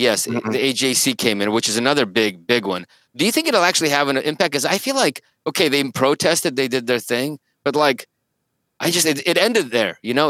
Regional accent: Saint Petersburg, Russia; moved away; I was born in the Soviet Union uh, in Leningrad

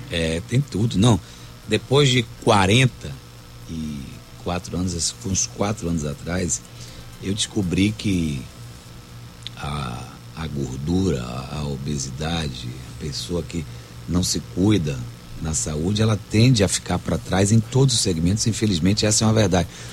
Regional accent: Salvador, Bahia, Brazil; Nasci no Garcia, depois mudei para o Vale da Muriçoca, depois eu mudei, morei no Rio Vermelho durante 20 anos

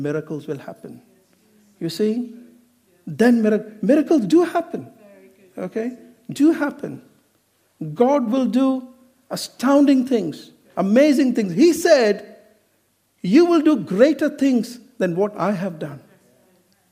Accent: Kerala, India; now in United Kingdom; I'm not from Goa, I'm from Kerala.

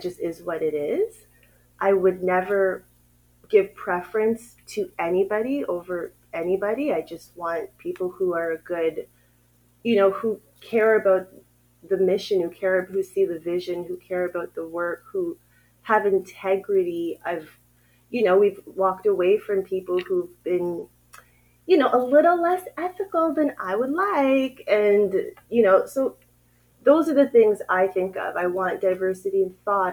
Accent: Ottawa, Ontario, Canada; moved away as an adult; now in Uganda; I grew up in Ottawa, Canada

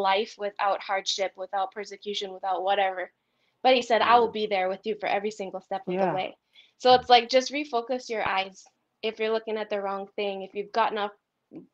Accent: United States; moved away as an adult; now in Philippines; as an American

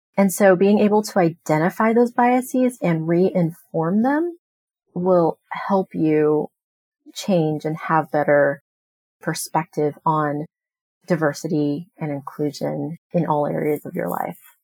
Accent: United States; I am a Chinese American. I was born here in the United States

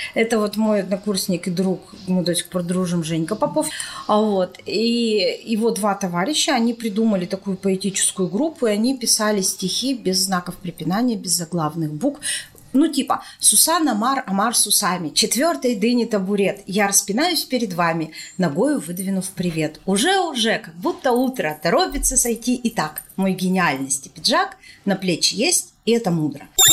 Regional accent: Perm, Perm Krai, Russia; Мы говорим, из Перми

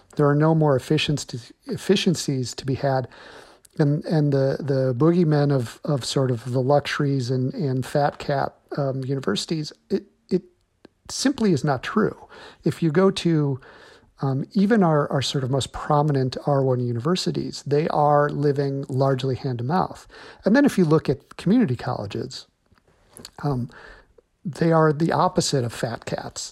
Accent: Illinois, United States; my home state of Illinois

